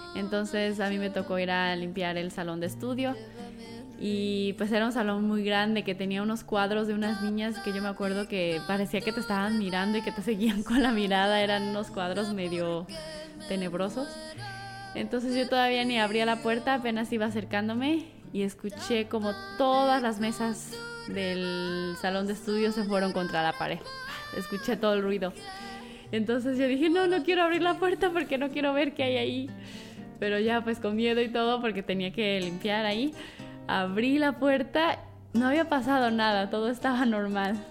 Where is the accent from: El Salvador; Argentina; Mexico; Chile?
Mexico; moved away; yo soy de una comunidad que es cercana a la Ciudad de México y la comunidad de donde yo vengo es una comunidad agricultora